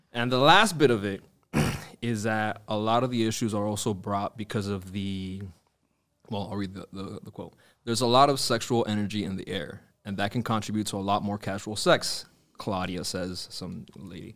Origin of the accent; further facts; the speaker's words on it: Miami, Florida, United States; growing up in Miami